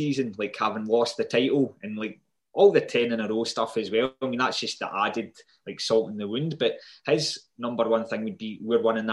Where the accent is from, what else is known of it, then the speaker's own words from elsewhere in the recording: Ayr, Scotland, United Kingdom; So I grew up in Ayr, and like literally all it was football.